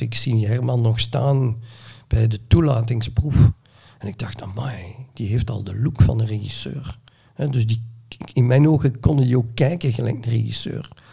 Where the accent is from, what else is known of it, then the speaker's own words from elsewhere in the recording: Neerpelt, Flanders, Belgium; Ik ben geboren in Neerpelt in 1957